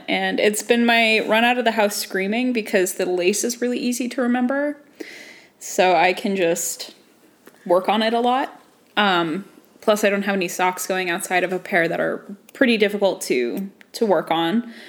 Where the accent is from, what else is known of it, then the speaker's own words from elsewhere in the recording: United States; I'm an American